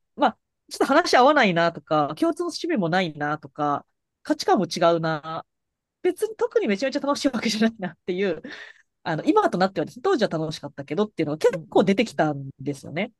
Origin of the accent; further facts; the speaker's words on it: Hiroshima, Japan; moved away; 私は広島出身なんで